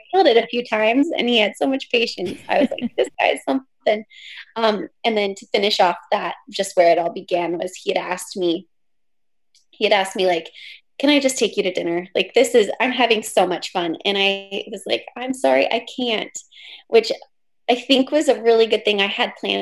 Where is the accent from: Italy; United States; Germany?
United States; Pacific Northwest; I'm from the Pacific Northwest.